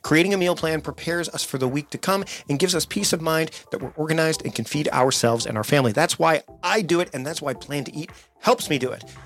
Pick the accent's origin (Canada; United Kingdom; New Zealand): Canada; also born or lived in Vancouver Island, British Columbia; I'm Canadian, so I say Z, not